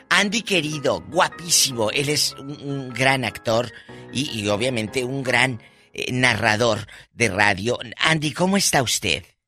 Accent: Matamoros, Tamaulipas, Mexico; moved away; mi tierra, el Matamoros, Tamaulipas

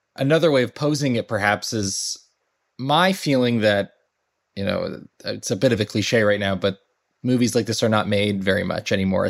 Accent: Los Angeles, California, United States; born there; I grew up all over, but I was born in Los Angeles.

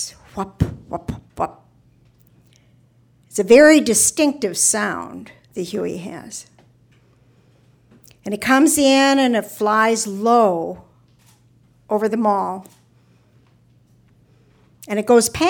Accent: Minnesota, United States; I'm from Minnesota

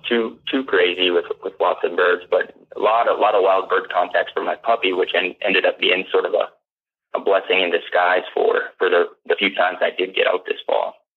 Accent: Brainerd, Minnesota, United States; I hail from the Brainerd, Minnesota area

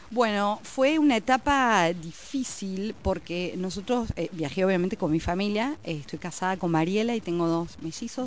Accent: Paraná, Entre Ríos, Argentina; moved away as an adult; also born or lived in Rosario; now in New Zealand; me fui a Rosario, yo soy de Paraná, me fui a Rosario

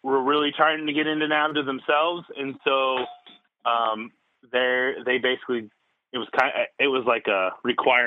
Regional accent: Des Moines, Iowa, United States; also born or lived in St. Louis, Missouri; I live in Des Moines, Iowa, which is about smack dab center of the state, state capital. Lived here basically since I was 1 year old. I was born in St. Louis, and then my dad got a job and moved up here and been here ever since

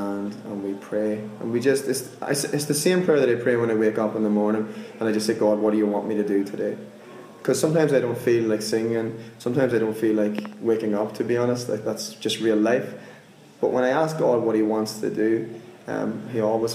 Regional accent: Monaghan, Ulster, Ireland; I'm from Ireland, a place called Monaghan. I grew up in a village of like 70 people

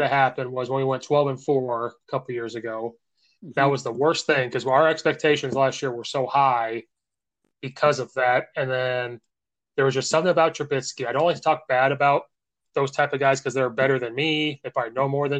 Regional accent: Central Illinois, United States; I'm from Central Illinois. We come from the corn

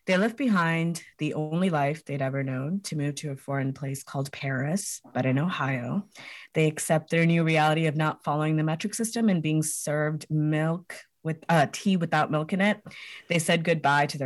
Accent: Hyderabad, Telangana, India; now in United States; Yeah, uh, we're all from Hyderabad uh, in India. It's in Telangana, uh, South India.

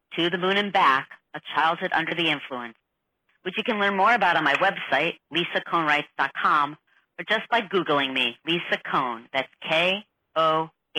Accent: New York City, New York, United States; now in Philadelphia, United States; I live outside of Philadelphia, but I'm from New York City

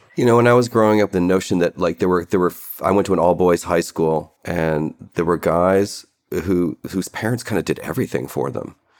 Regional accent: Cleveland, Ohio, United States; I grew up in Cleveland

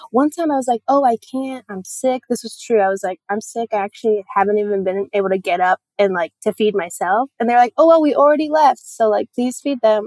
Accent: Puerto Rico; moved away; I'm from Puerto Rico

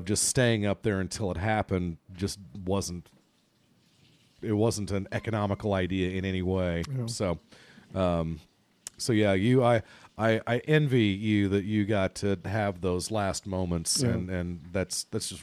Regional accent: Ireland; as an Irishman

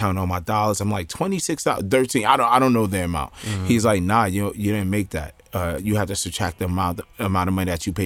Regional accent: Jersey City, New Jersey, United States; born and raised in Jersey City

